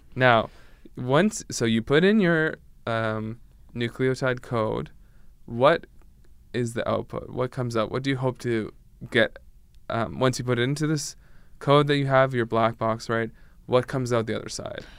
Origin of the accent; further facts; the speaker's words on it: Canada; I'm from Canada